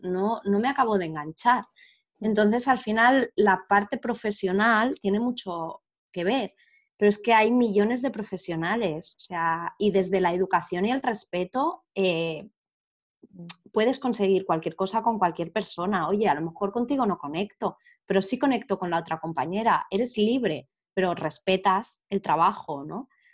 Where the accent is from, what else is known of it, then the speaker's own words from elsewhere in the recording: Barcelona, Catalonia, Spain; yo soy de Barcelona